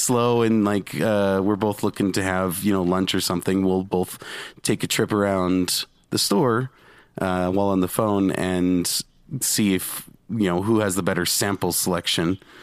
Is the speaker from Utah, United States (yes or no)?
yes; Utah, United States; I'm from Utah